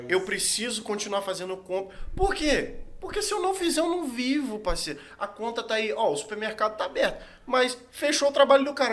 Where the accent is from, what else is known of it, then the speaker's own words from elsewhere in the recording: Brazil; eu sou brasileiro.